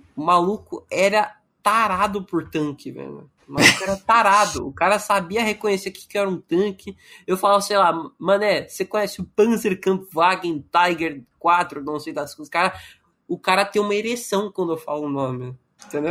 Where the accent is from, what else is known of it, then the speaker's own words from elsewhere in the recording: Mato Grosso, Brazil; eu sou do Mato Grosso